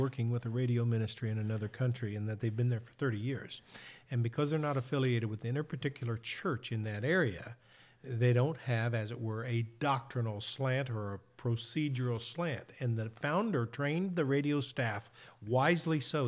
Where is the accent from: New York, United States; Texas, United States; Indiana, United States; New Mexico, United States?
Indiana, United States; I grew up in Indiana